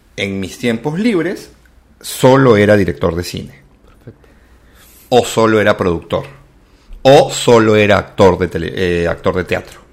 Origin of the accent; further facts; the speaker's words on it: Callao, Peru; soy chalaco, viví en el Callao